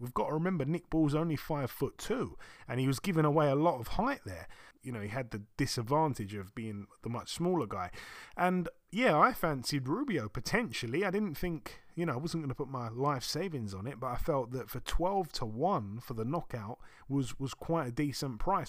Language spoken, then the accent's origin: English; Croydon, London, United Kingdom; my hometown, um, Croydon